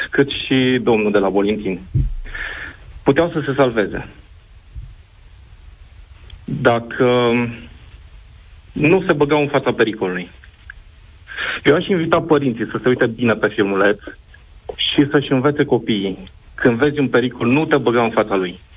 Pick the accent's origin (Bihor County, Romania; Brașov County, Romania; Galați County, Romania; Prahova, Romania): Brașov County, Romania; Brașov; Asta vă zic că sunt din Brașov.